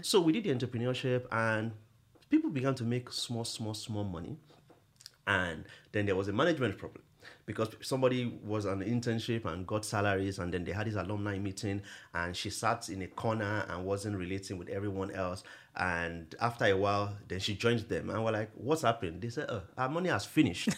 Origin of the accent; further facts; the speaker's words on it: Akure, Ondo, Nigeria; I grew up in Akure